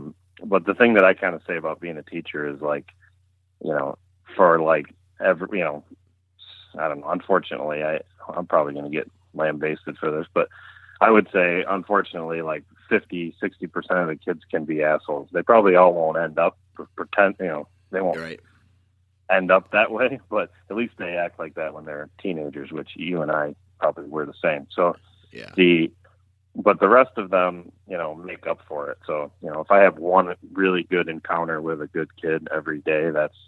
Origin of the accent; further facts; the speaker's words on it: New York, United States; now in West Seneca, United States; I grew up in Chautauqua County, New York, which is the southwesternmost county, literally right on the Pennsylvania border. My property is literally right on the border. So that's where I grew up.